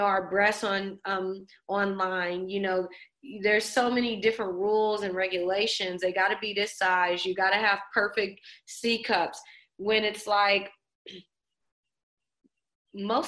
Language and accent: English; New Orleans, Louisiana, United States; also born or lived in Los Angeles; even though I'm born in LA, my family's from New Orleans. So I spent a lot of my childhood growing up in New Orleans